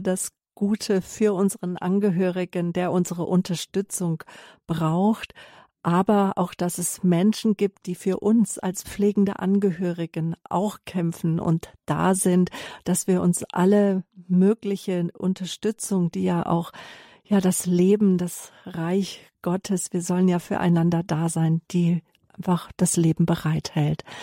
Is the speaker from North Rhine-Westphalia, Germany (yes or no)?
no; Herborn, Hesse, Germany; moved away; Ich bin in Herborn-Seelbach geboren